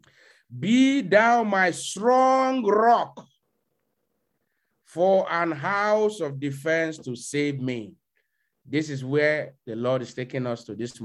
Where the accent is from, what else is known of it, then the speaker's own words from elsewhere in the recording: Nigeria; moved away; a young brother like me in my hometown back in Nigeria